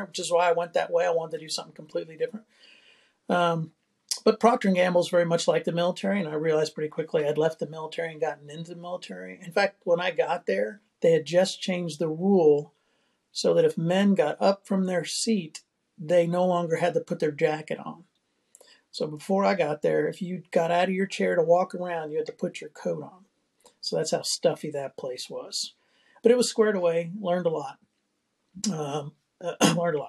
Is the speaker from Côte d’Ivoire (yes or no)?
no; Houston, Texas, United States; also born or lived in Newport News, Virginia / New Jersey; that was where I did most of my aware growing up, was in Clear Lake City